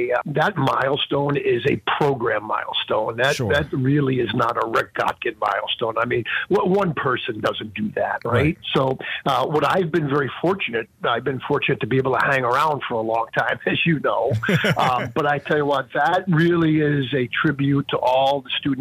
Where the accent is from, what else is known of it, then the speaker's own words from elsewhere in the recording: New York City, New York, United States; moved away as an adult; also born or lived in Long Island, New York / Brockport, New York; now in Erie, United States; I born and raised in the New York City area, believe it or not. Born in Brooklyn, New York, and then my family moved out to the Long Island area when I was about 13 years old